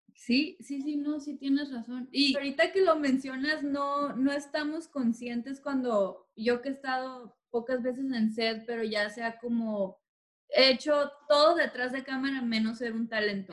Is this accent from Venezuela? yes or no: no; Tijuana, Baja California, Mexico; now in Los Angeles, United States; yo vengo de Tijuana